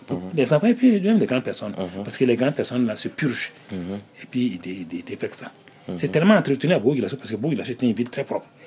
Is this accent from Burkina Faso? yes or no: yes; Nouna, Boucle du Mouhoun, Burkina Faso; also born or lived in Fada N'Gourma, Burkina Faso; avec mes parents, donc dans la ville de mes parents, mais dans le collège, là, on était en l'internat